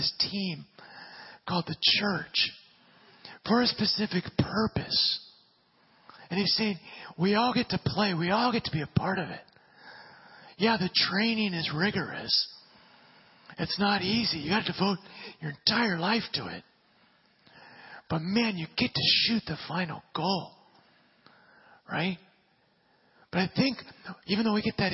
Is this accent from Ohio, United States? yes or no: no; Southern California, United States; especially as Southern Californian people